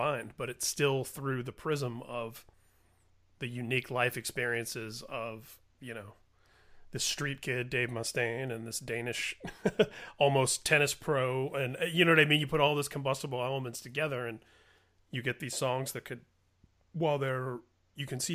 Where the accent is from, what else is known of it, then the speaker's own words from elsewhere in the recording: Indiana, United States; a kid growing up in Indiana